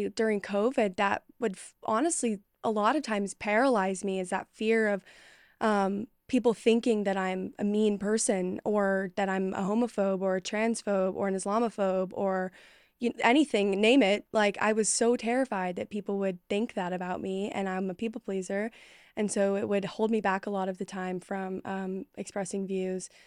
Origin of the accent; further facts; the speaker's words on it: Dallas, Texas, United States; And I was from Dallas. It wasn't like I was from some podunk rural town